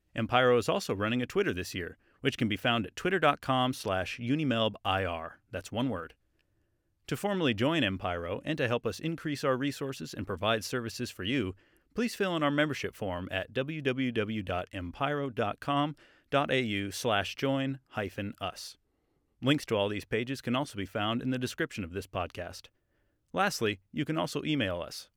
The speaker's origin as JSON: {"language": "English", "town": "Bellingham", "region": "Washington", "country": "United States", "moved": "as an adult", "lives_now": "Australia", "said": "I'm from Bellingham, Washington, U S"}